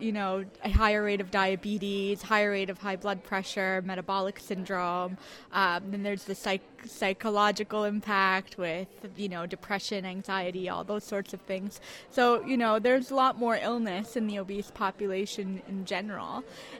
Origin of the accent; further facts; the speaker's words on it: Montreal, Quebec, Canada; I'm from Montreal.